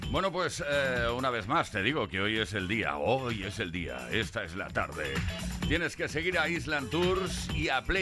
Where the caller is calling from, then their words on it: Toledo, Castilla-La Mancha, Spain; de Toledo